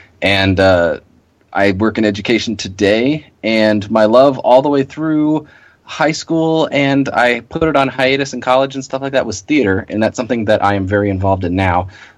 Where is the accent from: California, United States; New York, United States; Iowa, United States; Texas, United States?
California, United States; Torrance; I was born and raised in Torrance, California